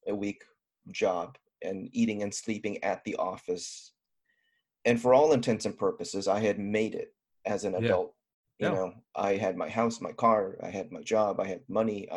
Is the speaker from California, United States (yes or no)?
yes; Southern California, United States; I'm a guy from Southern California, pretty much born and raised.